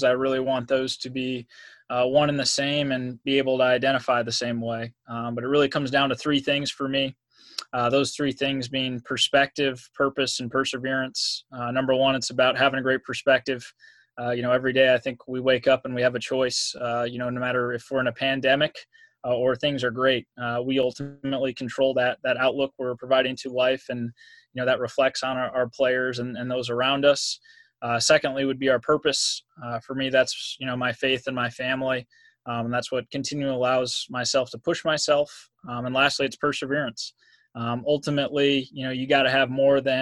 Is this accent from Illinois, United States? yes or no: yes; Belvidere, Illinois, United States; moved away as an adult; also born or lived in Santa Rosa, California / Indiana / Albany, New York; I was born in Santa Rosa, California. Grew up in Belvidere, Illinois, which is about an hour north of Chicago